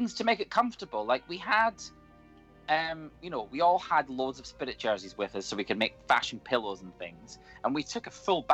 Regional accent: United Kingdom; We're British.

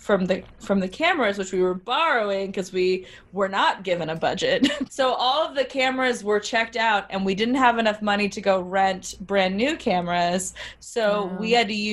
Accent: New Orleans, Louisiana, United States; I'm from New Orleans.

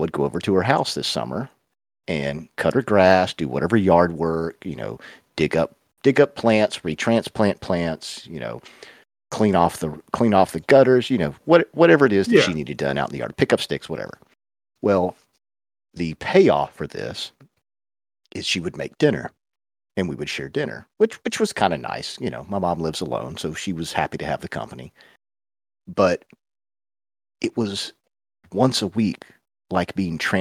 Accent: the South, United States; I was raised in the South

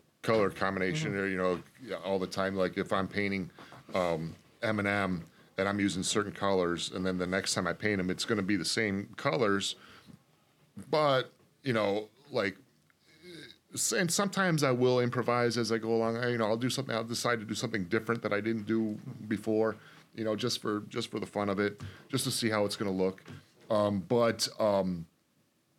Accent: Detroit, Michigan, United States; born or raised there

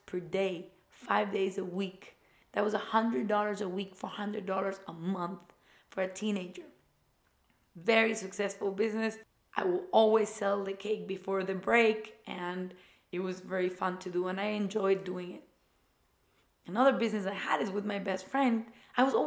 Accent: Ecuador; moved away; I went to the German school in my home country in Ecuador

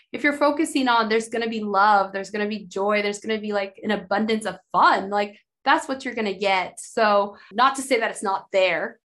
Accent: Idaho, United States; growing up in Idaho

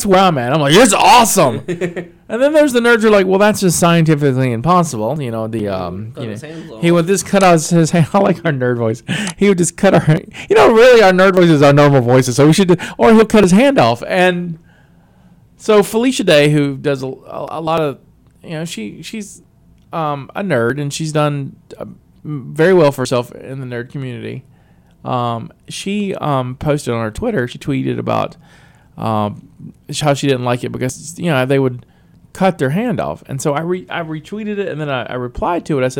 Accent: the South, United States; also born or lived in Texas; I'm from the South. I had a meemaw

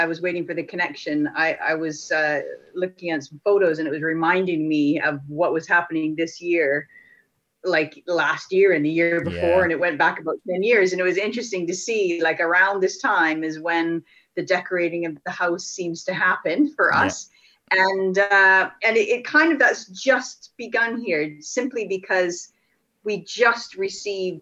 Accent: Canada; also born or lived in United Kingdom; now in Montclair, United States; I'm Canadian, but I've lived in the UK for 23 years and now find myself just outside of New York

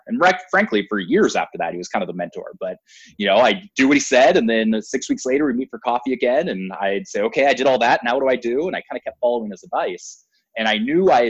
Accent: Portland, Oregon, United States; my hometown, Portland, Oregon.

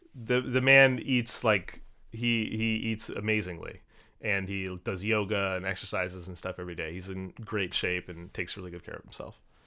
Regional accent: Maryland, United States; now in New York, United States; I'm originally from Maryland, just outside of Washington, D C.

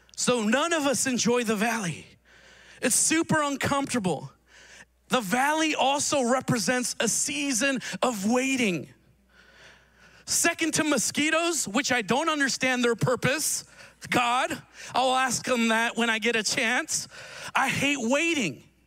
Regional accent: Reno, Nevada, United States; I grew up in Reno

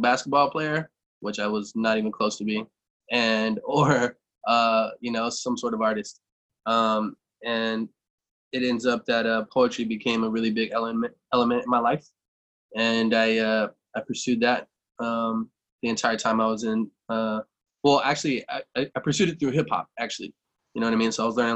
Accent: Galveston, Texas, United States; I was born in Galveston, Texas. Spent all my formative years there

